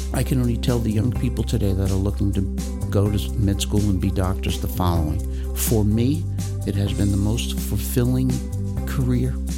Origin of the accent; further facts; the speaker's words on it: Tarrytown, New York, United States; I'm born and raised in Tarrytown, New York. I've been there my whole life.